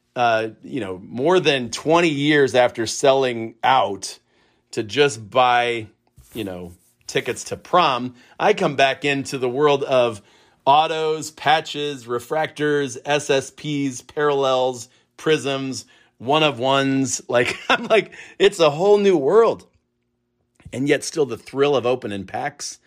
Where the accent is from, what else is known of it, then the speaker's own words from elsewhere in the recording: Akron, Ohio, United States; I'm a kid from Akron